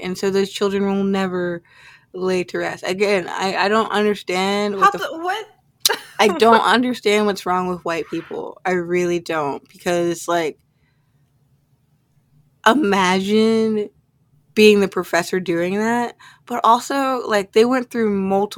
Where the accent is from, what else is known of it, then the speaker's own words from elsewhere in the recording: Indianapolis, Indiana, United States; here in my hometown in Indianapolis